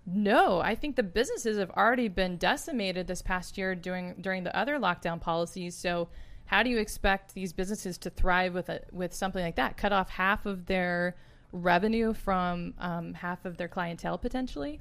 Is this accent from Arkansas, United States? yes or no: yes; Arkansas, United States; also born or lived in Texas; now in California, United States; I'm originally from Arkansas